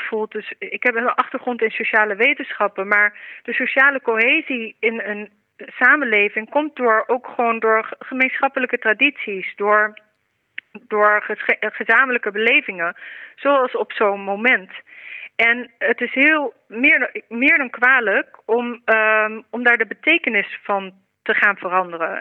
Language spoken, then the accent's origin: Dutch; Netherlands; als Nederlanders